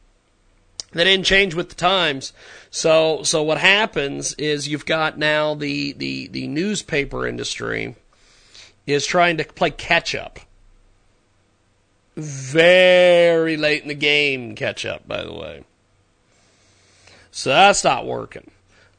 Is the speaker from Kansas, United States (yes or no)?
yes; McPherson, Kansas, United States; My hometown of McPherson, Kansas, had a newspaper there for years.